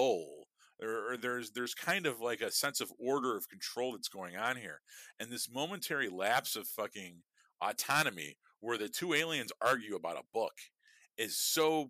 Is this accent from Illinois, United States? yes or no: yes; Chicago, Illinois, United States; I am firmly from Chicago. You can hear it in my fucking accent